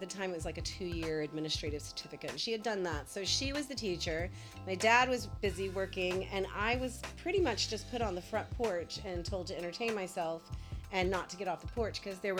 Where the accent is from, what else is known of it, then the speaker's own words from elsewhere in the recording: Senatobia, Mississippi, United States; also born or lived in Batesville, Mississippi; I was born in Batesville, Mississippi, because there was no hospital in Senatobia, Mississippi, where we were living at the time.